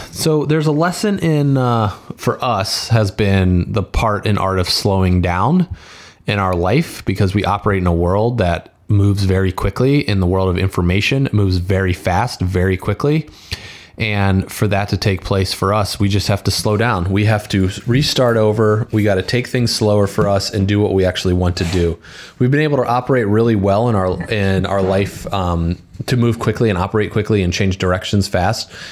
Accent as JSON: {"language": "English", "town": "Valparaiso", "region": "Indiana", "country": "United States", "tie": "born or raised there", "said": "We went to high school together and we grew up together in Valpo"}